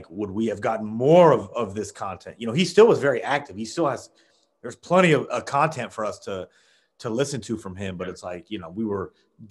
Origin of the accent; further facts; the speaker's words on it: Midwest, United States; I'm a Midwest guy